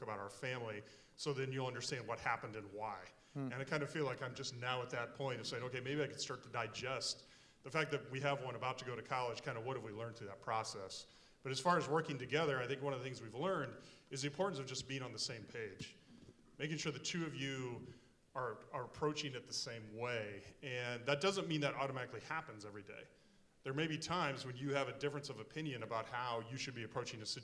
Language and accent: English; Lincoln, Nebraska, United States; we are both from Lincoln, Nebraska